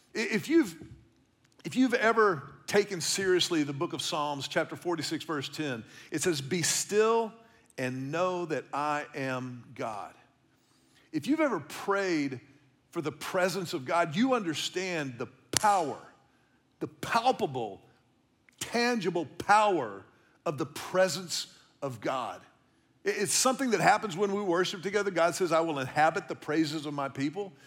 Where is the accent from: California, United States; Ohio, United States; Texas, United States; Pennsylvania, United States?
Texas, United States; Houston; now in Austin, United States; seventy-seven eleven Pagewood is the house that I grew up in in Houston.